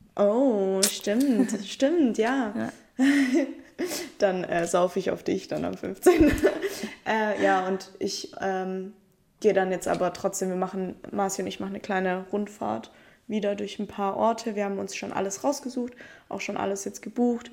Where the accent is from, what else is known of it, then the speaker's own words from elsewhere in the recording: Italy; now in Stuttgart, Germany; ich bin ja Italienerin